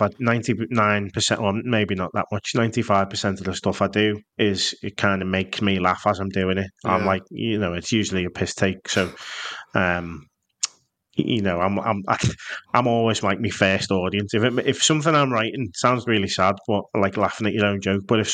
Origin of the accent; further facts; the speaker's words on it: Liverpool, North West England, United Kingdom; I'm from Liverpool.